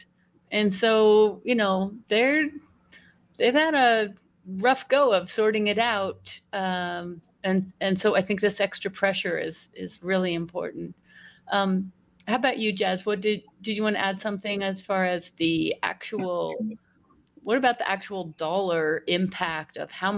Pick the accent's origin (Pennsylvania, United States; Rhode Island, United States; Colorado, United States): Colorado, United States; Denver; moved away as an adult; I grew up in Denver